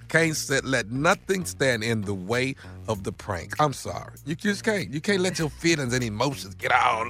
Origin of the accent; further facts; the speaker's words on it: Houston, Texas, United States; my hometown, Houston, Texas.